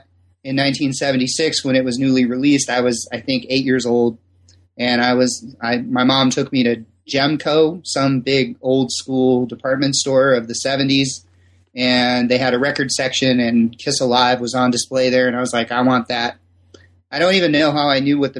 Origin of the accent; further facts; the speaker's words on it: Simi Valley, California, United States; I was born and raised in Simi Valley, California